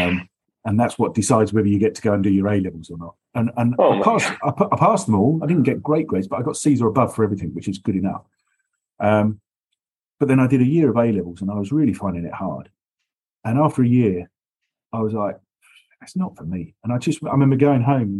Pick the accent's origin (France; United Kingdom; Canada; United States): United Kingdom; Essex, East of England; now in London, United Kingdom; I grew up in Essex, which is an hour on the train from the city